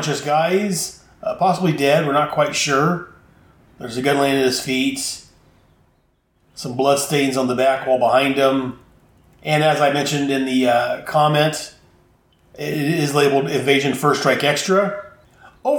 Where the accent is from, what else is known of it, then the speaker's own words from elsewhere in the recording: United States; being an American